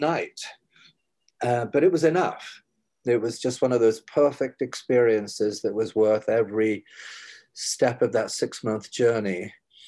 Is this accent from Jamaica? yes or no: no; Huddersfield, Yorkshire and the Humber, United Kingdom; moved away as an adult; also born or lived in Cardiff, Wales; now in New York, United States; I'm a lad from Huddersfield